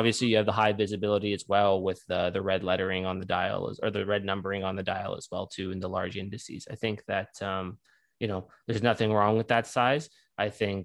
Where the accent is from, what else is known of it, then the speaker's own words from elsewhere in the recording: Canada; being a Canadian